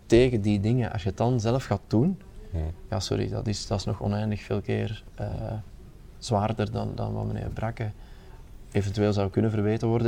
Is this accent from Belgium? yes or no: yes; Aarschot, Flanders, Belgium; mijn, mijn thuisstad in Aarschot